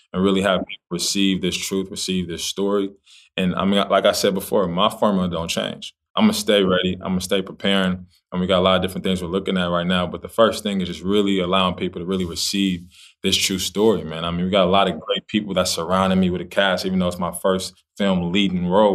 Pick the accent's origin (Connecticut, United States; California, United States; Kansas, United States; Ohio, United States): California, United States; Los Angeles; I'm from Los Angeles, California